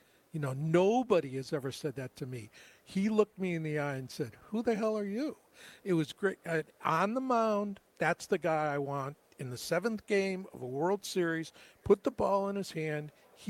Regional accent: Cleveland, Ohio, United States; born there; was born in Cleveland.

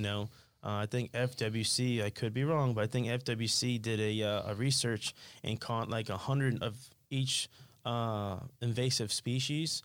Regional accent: Sunrise, Florida, United States; I grew up in Sunrise

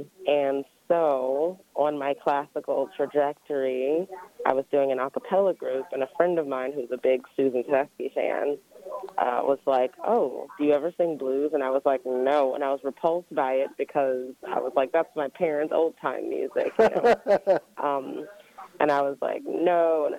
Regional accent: Prince George's County, Maryland, United States; I grew up in PG County, actually.

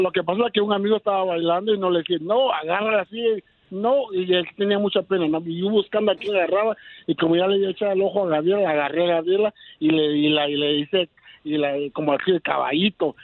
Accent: Puerto Barrios, Izabal, Guatemala; moved away; De, Puerto Barrio

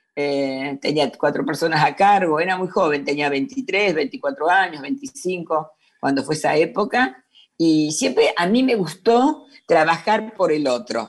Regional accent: Avellaneda, Buenos Aires Province, Argentina; yo nací en Buenos Aires, en Avellaneda

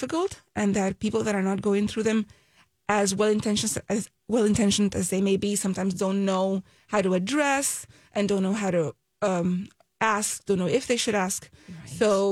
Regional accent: Puerto Rico; We're originally from Puerto Rico. I mean, we're still in Puerto Rico.

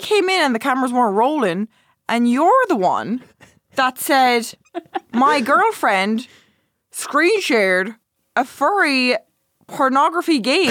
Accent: Ireland; I'm Irish. I'm Irish.

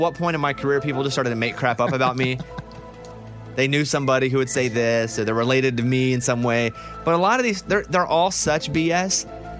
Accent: Arkansas, United States; as much as, you know, I love my home state of Arkansas

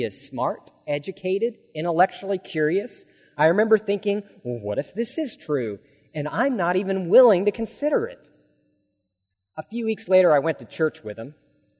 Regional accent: Alaska, United States; I grew up in the Episcopal Church in Alaska, but my belief was superficial and it was flimsy.

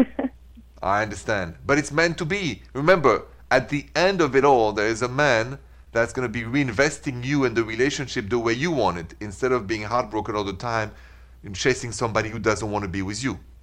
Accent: Midwest, United States; I'm from the Midwest.

